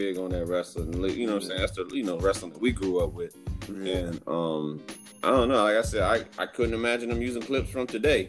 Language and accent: English; Virginia, United States; we grew up in Virginia.